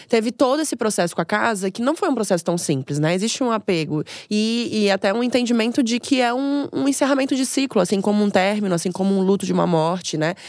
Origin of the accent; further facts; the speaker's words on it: Florianópolis, Santa Catarina, Brazil; moved away as an adult; now in São Paulo, Brazil; eu sou de Florianópolis, me mudei para São Paulo para investir na minha carreira